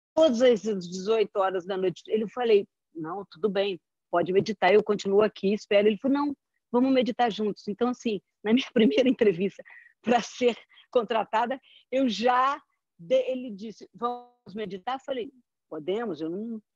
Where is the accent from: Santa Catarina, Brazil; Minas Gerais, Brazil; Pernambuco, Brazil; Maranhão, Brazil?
Minas Gerais, Brazil; also born or lived in São Paulo; now in Rio de Janeiro, Brazil; carioca mineira, sou mineira, mas vim para o Rio